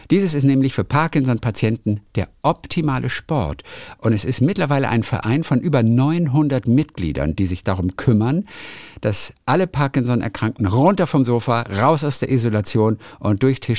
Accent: Pirna, Saxony, Germany; aus Pirna. Das ist meine Heimatstadt.

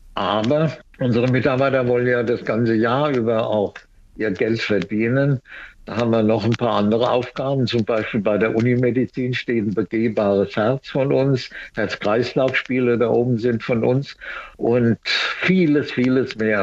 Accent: Mainz, Rhineland-Palatinate, Germany; ich bin ja Mainzer und bin 40 geboren

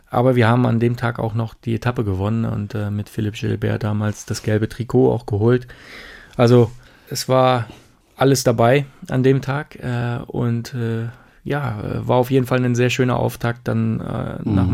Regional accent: Brandenburg, Germany; Nee, ich war aus Brandenburg.

